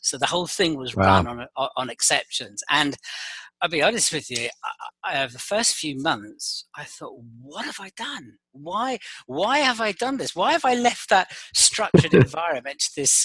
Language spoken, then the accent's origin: English; London, United Kingdom; moved away as an adult; also born or lived in Paris / Madrid / Geneva / San Francisco; now in Boston, United States; I'm based in Boston, but as you can probably tell from my accent, I'm not from Boston. I'm originally from London